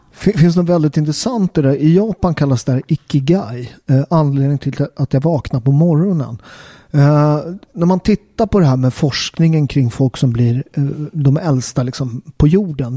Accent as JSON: {"language": "Swedish", "country": "Sweden", "tie": "born or raised there", "said": "jag är katolik men jag är uppväxt i Sverige"}